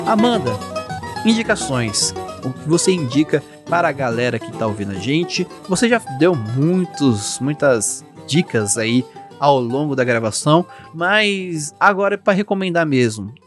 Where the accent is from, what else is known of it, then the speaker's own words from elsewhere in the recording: Brazil; como somos brasileiros